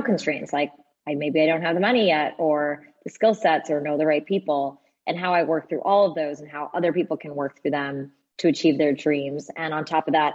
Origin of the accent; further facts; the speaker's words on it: New Jersey, United States; I grew up in New Jersey. I'm a child of two immigrants